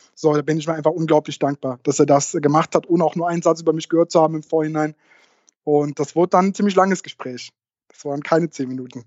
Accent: Saarland, Germany; moved away as an adult; now in Koblenz, Germany; Ich komme aus dem Saarland, ähm, bin äh, zwecks Uni äh, nach, nach Koblenz gekommen

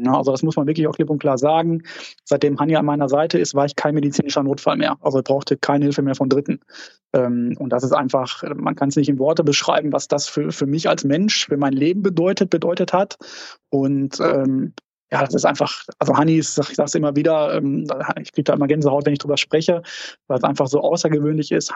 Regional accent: Dortmund, North Rhine-Westphalia, Germany; wir kommen zwar aus Dortmund

